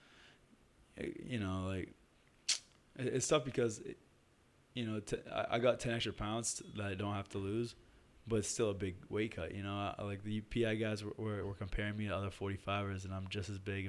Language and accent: English; Boston, Massachusetts, United States; I'm from East Boston, so I would always drive by it